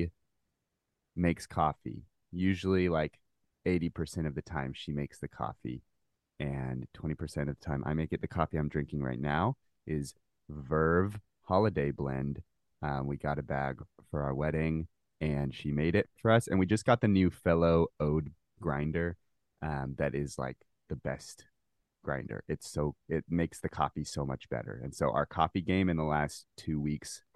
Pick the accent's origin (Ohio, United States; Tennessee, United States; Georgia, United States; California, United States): Tennessee, United States; Nashville; I'm from Nashville, Tennessee.